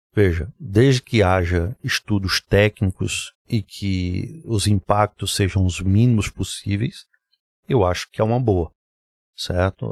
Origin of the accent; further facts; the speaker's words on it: Recife, Pernambuco, Brazil; also born or lived in Garanhuns; eu nasci em Garanhuns, vim para Recife. Minha vida foi muito entre Garanhuns e Recife. Uh, nos mudamos para cá em final de 1977. Eu tinha quatro, cinco, ia fazer cinco anos de idade